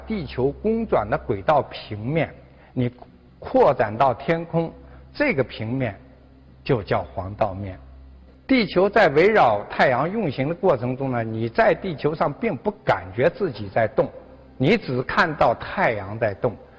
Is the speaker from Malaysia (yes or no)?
no; China; 我们中国人呢，有一个非常，呃，好的办法了